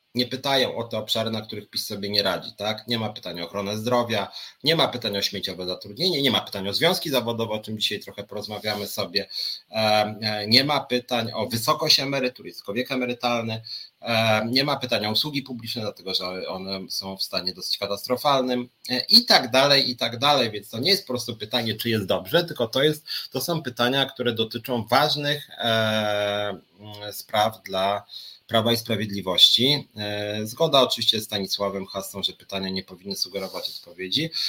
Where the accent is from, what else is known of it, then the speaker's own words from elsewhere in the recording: Poland; jestem Polakiem. Mam dowód osobisty, urodziłem się w Polsce, mieszkam w Polsce